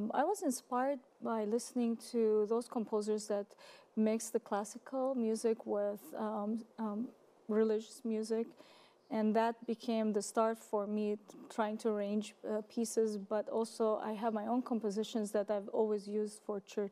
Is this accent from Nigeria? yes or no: no; Beirut, Beirut Governorate, Lebanon; moved away; I'm born and raised in Lebanon, Beirut, Lebanon, and I lived there quite a while.